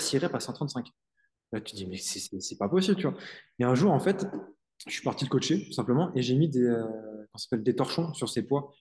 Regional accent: Île-de-France, France; je suis en Est

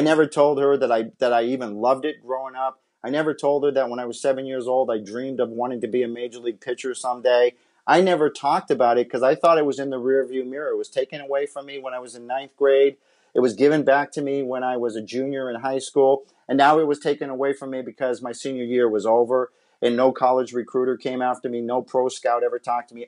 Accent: Massachusetts, United States; moved away as an adult; also born or lived in Southern California; I'm from Massachusetts

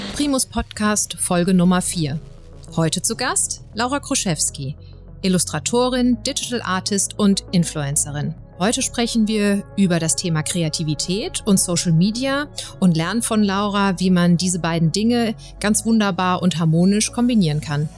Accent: Frankfurt, Hesse, Germany; als Frankfurter ist man ja manchmal eben so hier in unserer schönen Stadt unterwegs

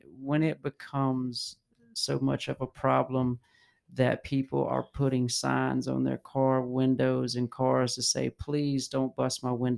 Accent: United States; I was born in America, but I don't have North American in my DNA.

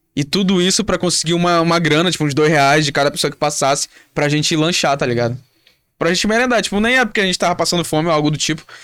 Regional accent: Manaus, Amazonas, Brazil; a gente é do norte, a gente é de Manaus

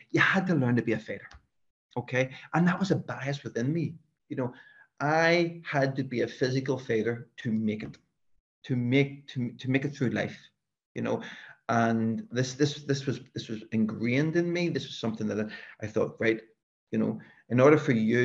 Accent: Belfast, Northern Ireland, United Kingdom; a fella like me, who was brought up in West Belfast, we really didn't venture outside of West Belfast

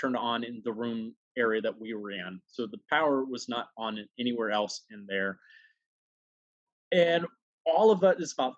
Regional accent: Huntsville, Alabama, United States; now in New York, United States; growing up in Alabama, that was like a must read for the schools.

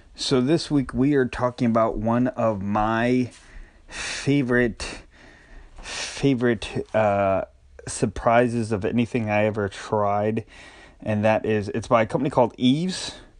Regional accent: Northeast, United States; moved away; I grew up and especially in the Northeast, we had not only regular bologna, but we had Lebanon bologna

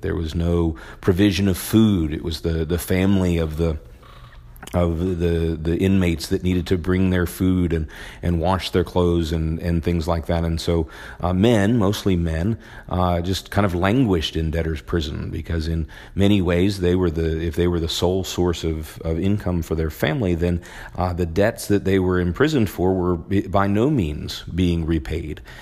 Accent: Maryland, United States; I grew up in Maryland

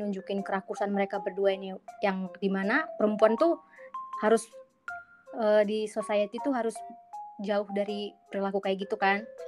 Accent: Medan, North Sumatra, Indonesia; aku dari aku dari Medan

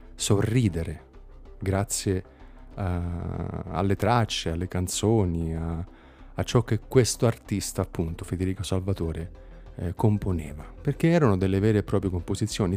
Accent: Campania, Italy; da Campano

